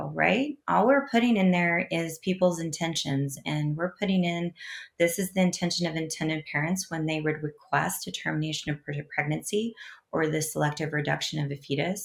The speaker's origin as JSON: {"language": "English", "region": "Kansas", "country": "United States", "said": "in my home state, the fine citizens of Kansas"}